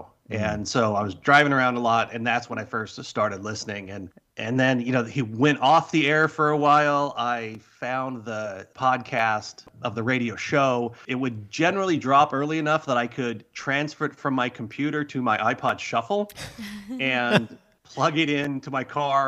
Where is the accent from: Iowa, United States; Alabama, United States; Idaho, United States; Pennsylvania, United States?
Idaho, United States; also born or lived in Washington; So I grew up partly in Washington and then Idaho. Probably I spent most of my years growing up in Idaho, went to college at the University of Idaho.